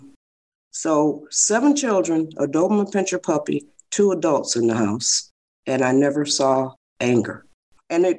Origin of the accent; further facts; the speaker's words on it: Detroit, Michigan, United States; moved away as an adult; now in California, United States; I was born in Detroit, Michigan